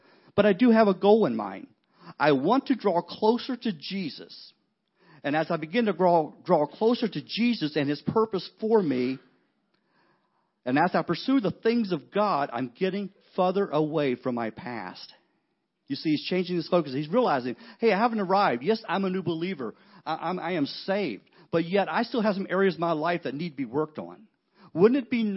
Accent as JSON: {"language": "English", "region": "West Virginia", "country": "United States", "tie": "born or raised there", "said": "I'm a huge West Virginia fan because I grew up in West Virginia"}